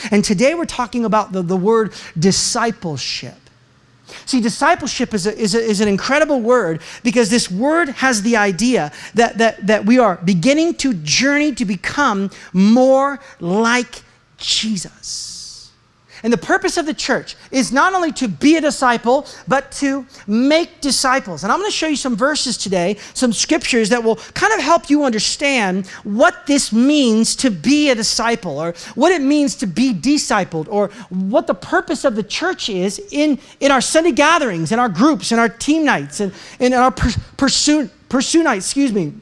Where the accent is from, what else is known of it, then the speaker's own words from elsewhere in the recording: United States; I'm an American